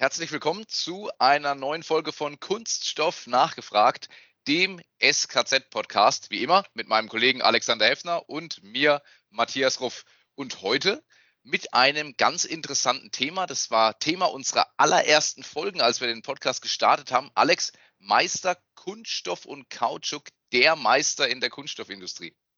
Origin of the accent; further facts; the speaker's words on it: Wertheim, Baden-Württemberg, Germany; ich komme aus Wertheim. Ich bin auch da geboren und ich wohne